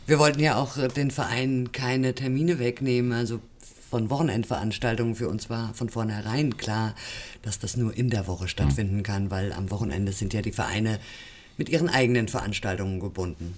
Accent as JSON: {"language": "German", "region": "Rhineland", "country": "Germany", "tie": "born or raised there", "moved": "yes", "lives_now": "Fulda, Germany", "said": "Ich komme aus dem Rheinland, ja. Ich bin dort geboren und aufgewachsen."}